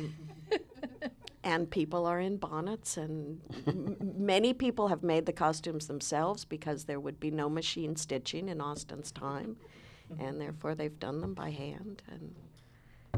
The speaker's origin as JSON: {"language": "English", "town": "Palo Alto", "region": "California", "country": "United States", "tie": "born or raised there", "said": "I grew up in Palo Alto, California"}